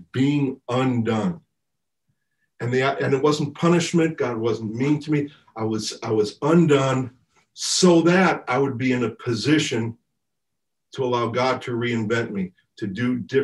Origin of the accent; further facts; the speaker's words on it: United States; I'm just being American